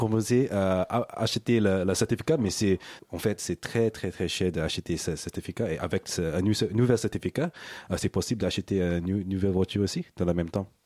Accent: Singapore; French is a second language; je suis né à Singapour

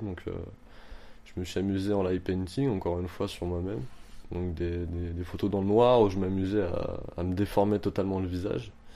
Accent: Montreuil, Île-de-France, France; j'ai 29 ans, je viens de Montreuil

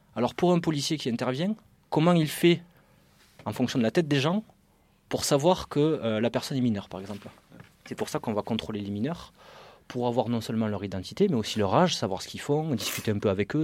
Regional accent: Carcassonne, Occitania, France; moved away as an adult; now in Paris region, France; comme vous pouvez l'entendre à mon accent, je ne suis pas du tout de région parisienne, je ne suis pas du tout du 9-3 ou de même de Noisy-le-Grand. Je viens, de Carcassonne, dans une petite ville dans le sud, à côté de, à côté de Toulouse

